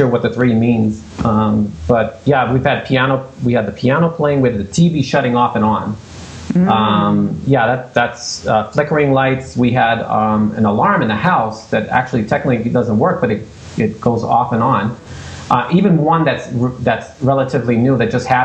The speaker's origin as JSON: {"language": "English", "town": "Boston", "region": "Massachusetts", "country": "United States", "moved": "as an adult", "lives_now": "Gardner, United States", "said": "originally I'm from Boston"}